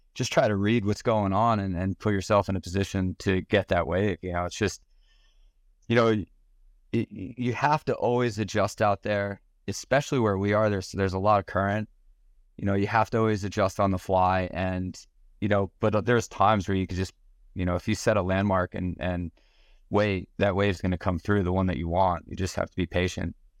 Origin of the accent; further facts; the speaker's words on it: Lavallette, New Jersey, United States; I grew up in La Valette